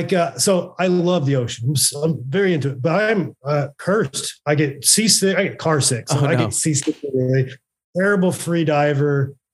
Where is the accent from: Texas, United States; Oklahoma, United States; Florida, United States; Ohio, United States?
Oklahoma, United States; now in California, United States; I moved to California from Oklahoma